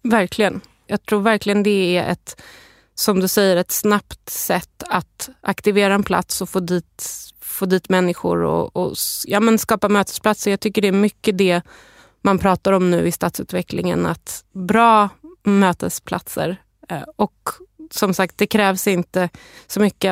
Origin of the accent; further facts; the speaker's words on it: Stockholm, Stockholm County, Sweden; jag är själv uppvuxen på Södermalm i Stockholm